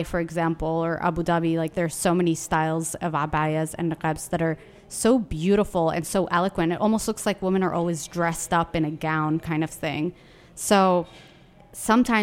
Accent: Yemen; now in Washington, D.C., United States; from Yemen. I'm a Durka

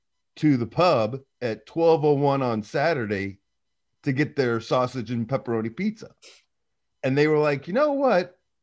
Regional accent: St. Louis, Missouri, United States; born or raised there

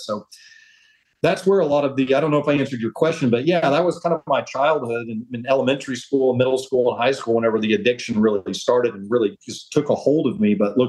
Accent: Oklahoma, United States; My whole life. Absolutely.

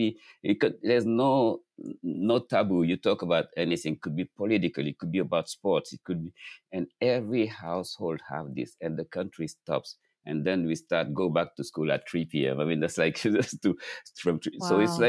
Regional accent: Dakar, Senegal; moved away as an adult; now in New York, United States; Growing up in Dakar, at noon, everything stops.

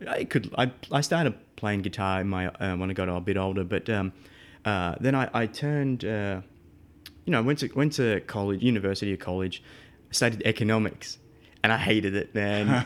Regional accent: Melbourne, Victoria, Australia; moved away as an adult; now in United States; I'm from Melbourne, um, so the southeast of Australia. Uh, born and raised, um, well, up until twenty-nine, then I moved to the States.

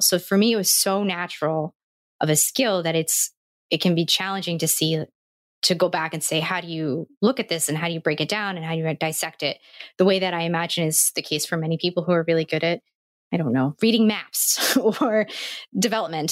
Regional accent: New Jersey, United States; I'm from New Jersey, which is a part of the United States

